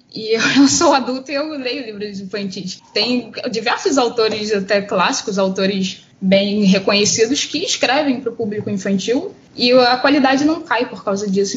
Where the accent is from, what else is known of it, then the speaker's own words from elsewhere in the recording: Rio de Janeiro, Brazil; first language Portuguese; nascida e criada aqui em Campo Grande, Rio de Janeiro, Zona Oeste do Rio